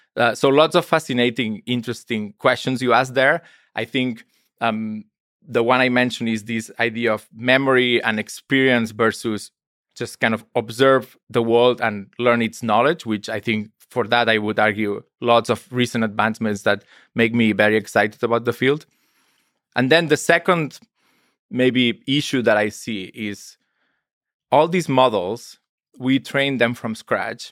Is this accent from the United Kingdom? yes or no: no; Spain; I'm from Spain.